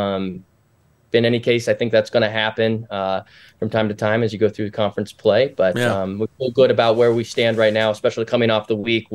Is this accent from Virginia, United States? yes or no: no; Spokane, Washington, United States; moved away; I'm originally from Spokane, Washington